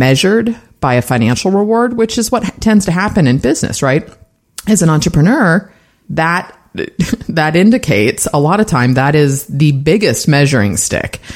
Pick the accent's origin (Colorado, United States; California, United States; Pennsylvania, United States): California, United States; San Francisco; My family is from San Francisco. I was actually born there, sixth generation. So diehard Bay Area girl here.